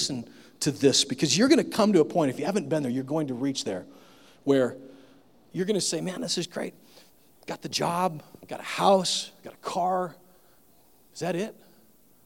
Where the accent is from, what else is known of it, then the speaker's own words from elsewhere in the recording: Nebraska, United States; now in Tennessee, United States; I grew up in the Midwest